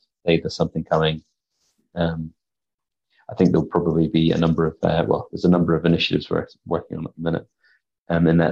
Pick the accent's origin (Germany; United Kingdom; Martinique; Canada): United Kingdom; Scotland; now in New Zealand; I come from Scotland